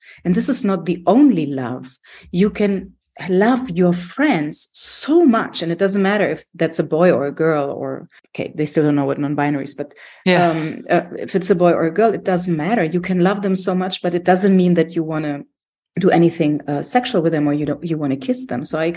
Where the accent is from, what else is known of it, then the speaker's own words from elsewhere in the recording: Greece; I'm from Greece